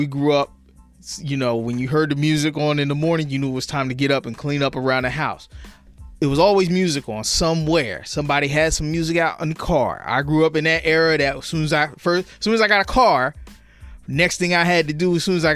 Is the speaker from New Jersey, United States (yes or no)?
yes; Trenton, New Jersey, United States; also born or lived in Hamilton, New Jersey; I'm from Trenton, New Jersey, born and raised right here in the city of Trenton.